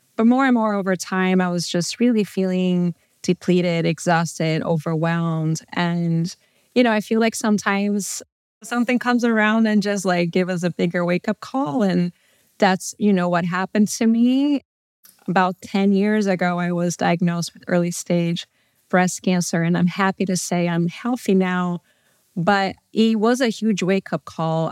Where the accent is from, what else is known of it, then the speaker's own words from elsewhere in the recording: São Paulo, Brazil; moved away as an adult; also born or lived in Southern California; now in United States; I'm originally from Brazil, São Paulo. I grew up there. and lived there until I was eighteen when I moved to the U S to go to college and decided to stay.